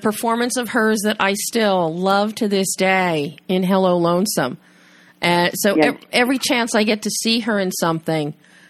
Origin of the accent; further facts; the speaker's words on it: Philadelphia, Pennsylvania, United States; I spent my whole life growing up in Philly